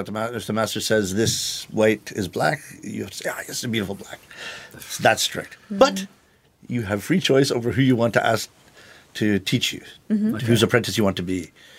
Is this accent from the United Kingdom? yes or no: no; Toronto, Ontario, Canada; moved away as an adult; now in Japan; growing up in Toronto and going to St. Michael's College School, which was my high school, half of it was Italian. So I grew up with Italian in my ears.